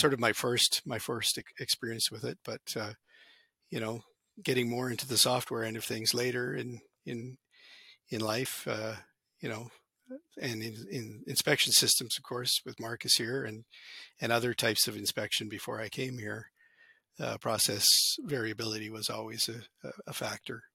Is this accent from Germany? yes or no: no; Canada; also born or lived in Alberta; I grew up in Canada